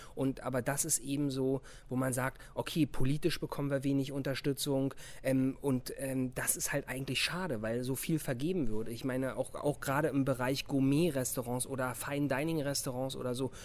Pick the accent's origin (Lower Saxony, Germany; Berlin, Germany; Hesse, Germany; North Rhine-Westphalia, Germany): Berlin, Germany; ich bin Berliner und ich fühle das auch